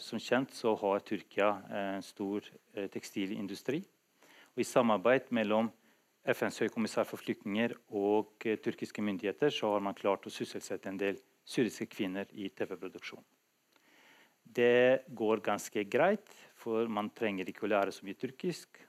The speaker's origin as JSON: {"language": "Norwegian", "country": "Kosovo", "tie": "born or raised there", "moved": "yes", "lives_now": "Drammen, Norway", "said": "nå har jeg vært i Norge lengre enn i mitt tidligere hjemland, Kosovo"}